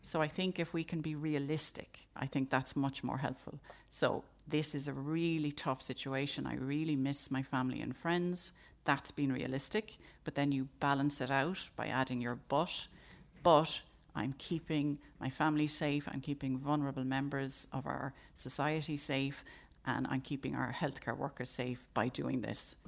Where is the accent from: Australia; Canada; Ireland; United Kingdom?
Ireland; as Irish people